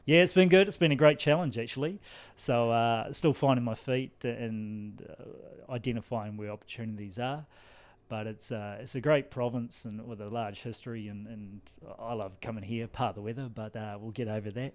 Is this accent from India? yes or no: no; New Zealand; now in Ireland; you'll notice the accent is, is not Cork. Uh, I'm from New Zealand.